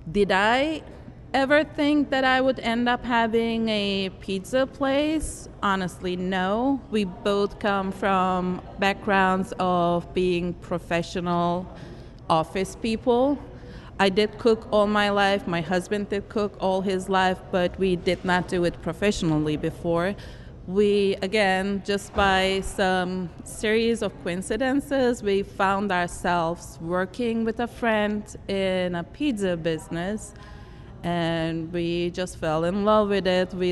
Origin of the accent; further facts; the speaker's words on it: Germany; born there; we have been together uh, with some uh, Jewish communities all throughout my life and I was born in Germany.